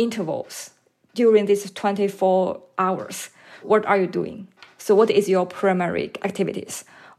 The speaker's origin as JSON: {"language": "English", "country": "China", "tie": "born or raised there", "moved": "yes", "lives_now": "Louisiana, United States", "said": "I grew up in China."}